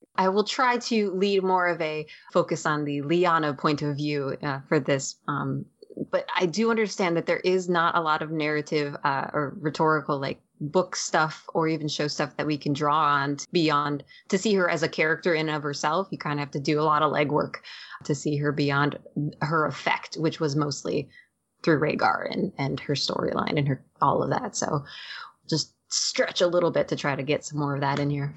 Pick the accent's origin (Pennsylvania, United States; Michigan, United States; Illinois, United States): Michigan, United States; I grew up in Michigan